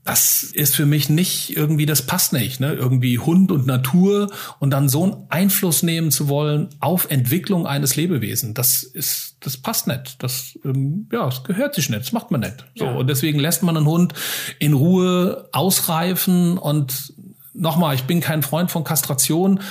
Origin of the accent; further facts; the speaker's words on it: Hesse, Germany; bei uns in Hessen